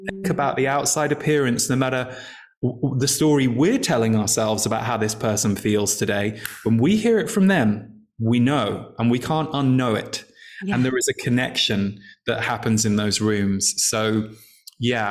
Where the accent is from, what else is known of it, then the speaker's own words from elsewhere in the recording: England, United Kingdom; when I was growing up in England